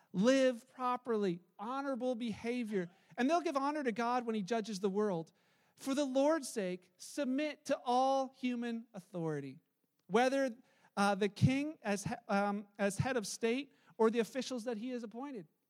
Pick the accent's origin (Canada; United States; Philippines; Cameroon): Canada; as a Canadian, I'm probably only going to be a Canadian for about 89 years